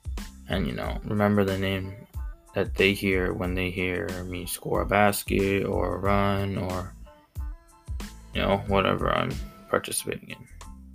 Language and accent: English; Mexico; accent: Mexican; names that I was, you know, used to saying because of my accent, my Mexican accent.